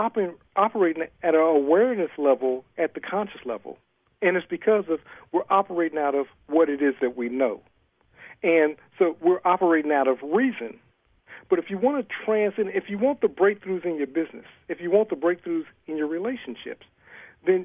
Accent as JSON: {"language": "English", "region": "Ohio", "country": "United States", "also_born_or_lived": "California", "moved": "as an adult", "lives_now": "Atlanta, United States", "said": "I'm originally from Ohio."}